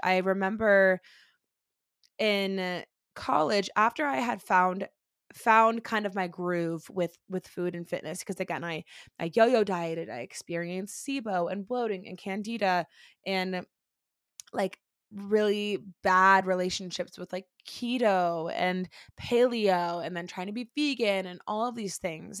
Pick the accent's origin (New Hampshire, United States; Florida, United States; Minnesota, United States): Florida, United States; Orlando; now in Denver, United States; I am originally from Orlando, Florida. I currently live in Denver, Colorado, again, with my husband and my two baby boys, but we were born and raised in Orlando, Florida